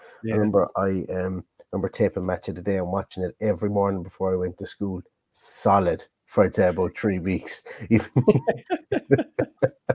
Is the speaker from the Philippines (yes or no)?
no; Ballingarry, Munster, Ireland; my hometown, Ballingarry, County Limerick